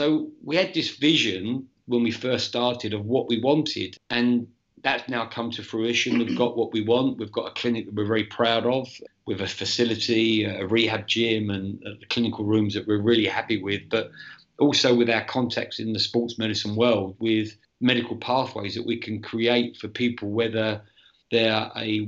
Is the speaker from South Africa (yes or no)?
no; England, United Kingdom; moved away as an adult; So I came out from England in 2016 and I did a year at West Ham.